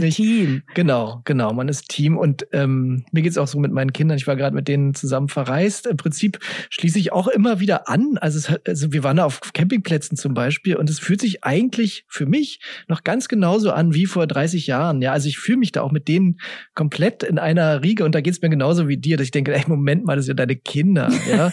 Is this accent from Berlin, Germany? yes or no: yes; Berlin, Germany; ich bin ja im Westend aufgewachsen